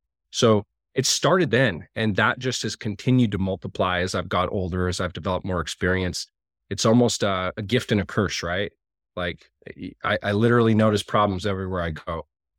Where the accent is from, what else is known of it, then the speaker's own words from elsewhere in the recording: Montana, United States; my little local community where I grew up in Montana